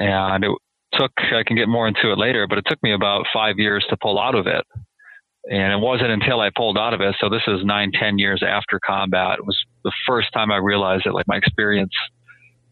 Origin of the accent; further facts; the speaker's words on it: Minnesota, United States; moved away as an adult; I grew up in Minnesota